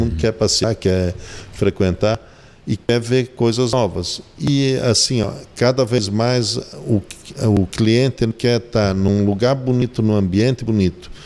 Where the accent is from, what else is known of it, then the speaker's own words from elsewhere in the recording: Blumenau, Santa Catarina, Brazil; Eu sou blumenauense, né? nasci, me criei em Blumenau